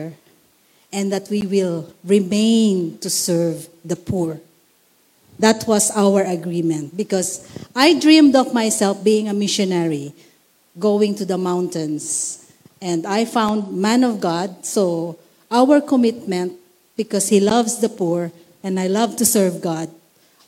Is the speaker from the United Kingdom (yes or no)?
no; Philippines; being a Filipina, a Lakambini